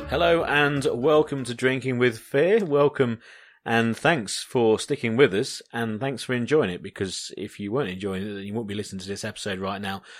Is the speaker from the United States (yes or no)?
no; United Kingdom; I'm British